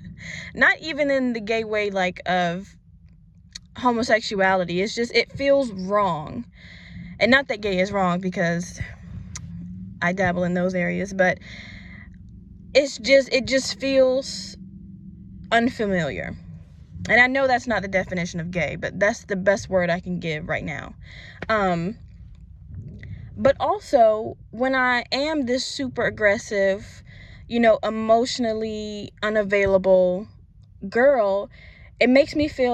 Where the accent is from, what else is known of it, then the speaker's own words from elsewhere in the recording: Virginia, United States; moved away as an adult; now in Florida, United States; I'm originally from Virginia, and I recently moved to Florida for job purposes.